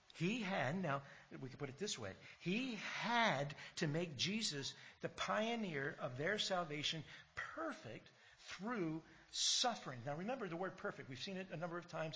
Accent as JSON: {"language": "English", "country": "United States", "tie": "born or raised there", "moved": "yes", "lives_now": "Australia", "said": "growing up in America and hearing you know, all the American history"}